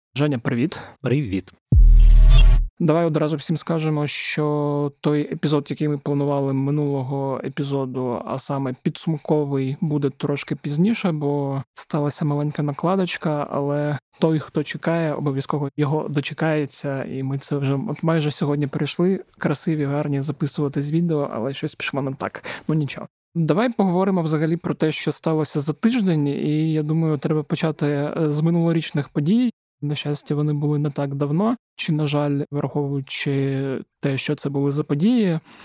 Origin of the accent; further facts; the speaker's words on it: Zaporizhzhia Oblast, Ukraine; В моїй рідній Запорізькій області